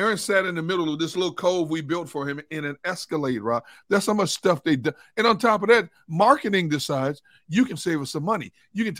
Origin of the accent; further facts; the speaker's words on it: Wisconsin, United States; now in Philadelphia, United States; I'm from Wisconsin. I've grown up cold.